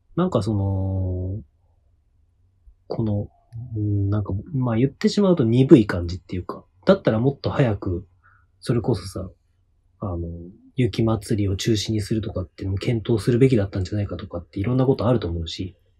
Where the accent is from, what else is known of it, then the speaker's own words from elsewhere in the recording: Hokkaido, Japan; moved away; 僕、ドサンコ